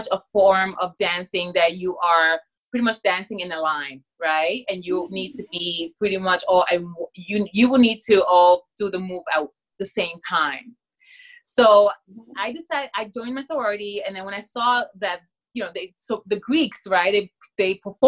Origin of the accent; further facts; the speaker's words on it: Dominican Republic; I am from the Dominican Republic, so at a very young age too, you know, we dance bachata, merengue, salsa.